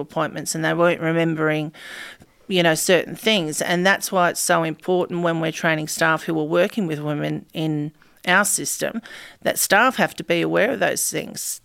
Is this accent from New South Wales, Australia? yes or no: yes; Campbelltown, New South Wales, Australia; I grew up in Aids at Campbell Town, which is a massive housing estate